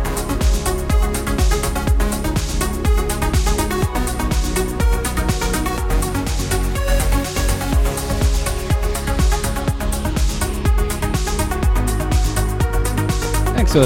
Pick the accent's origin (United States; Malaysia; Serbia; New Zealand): New Zealand; I'm from New Zealand